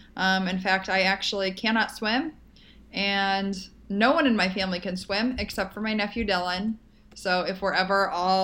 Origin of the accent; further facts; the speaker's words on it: Paris, Île-de-France, France; I grew up in Paris. Where do you swim?